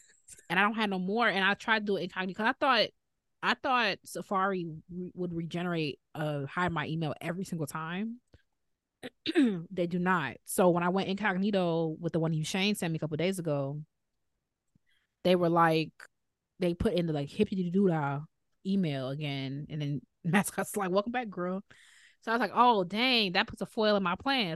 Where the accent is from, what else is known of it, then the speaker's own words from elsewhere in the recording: Chicago, Illinois, United States; accent: Chicago; I'm fine with my Chicago accent